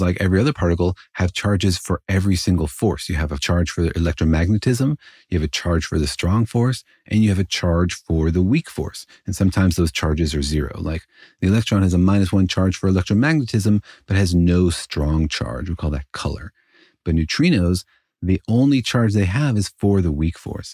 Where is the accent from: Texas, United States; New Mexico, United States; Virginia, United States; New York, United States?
New Mexico, United States; Los Alamos; Los Alamos, actually my hometown